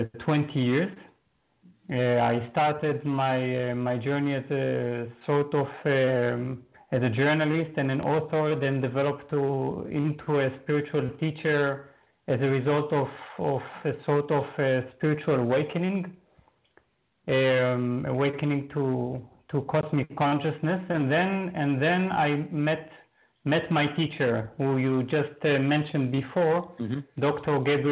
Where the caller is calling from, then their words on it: Berlin, Germany; Berlin, Germany.